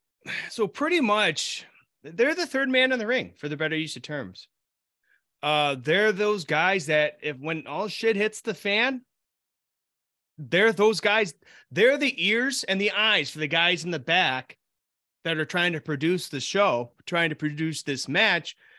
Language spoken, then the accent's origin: English; Buffalo, New York, United States; now in Rochester, United States; I grew up outside of Buffalo